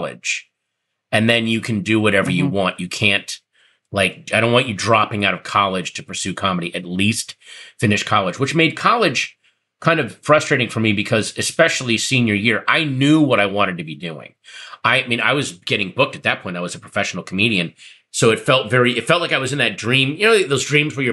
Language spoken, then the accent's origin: English; Northern Virginia, United States; I grew up in the bland suburbs of Northern Virginia